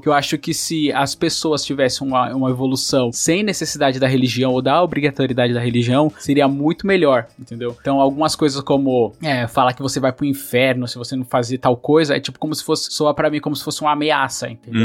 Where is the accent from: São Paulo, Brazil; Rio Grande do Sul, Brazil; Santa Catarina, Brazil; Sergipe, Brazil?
São Paulo, Brazil; also born or lived in Bahia; Eu fui criado muito tempo na Brasilândia